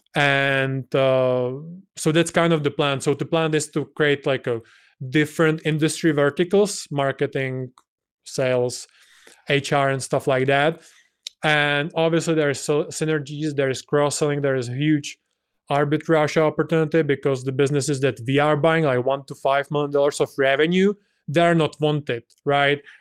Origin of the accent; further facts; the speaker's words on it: Czechia; to my home country